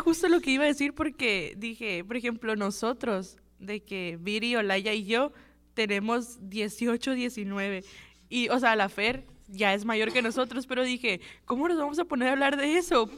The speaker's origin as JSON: {"language": "Spanish", "town": "Guatabampo", "region": "Sonora", "country": "Mexico", "said": "yo también soy de que un pueblito bien chiquito, yo soy de Guatabampo"}